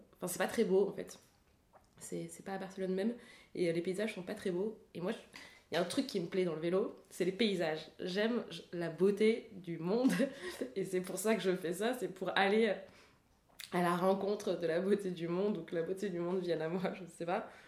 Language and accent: French; Paris, Île-de-France, France; j'ai grandi à Paris